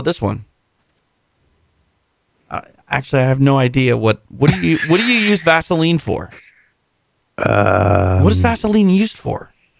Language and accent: English; United States; Maybe I'm just an American trying to teach a guy who lives in England English.